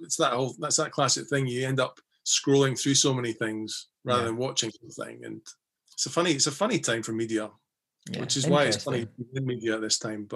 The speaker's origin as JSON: {"language": "English", "region": "Scotland", "country": "United Kingdom"}